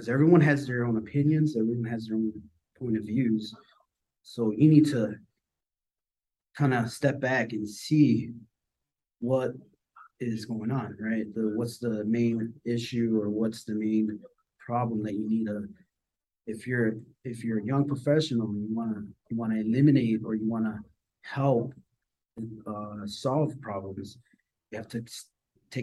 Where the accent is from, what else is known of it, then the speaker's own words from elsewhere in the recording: Chicago, Illinois, United States; I was born and raised in Chicago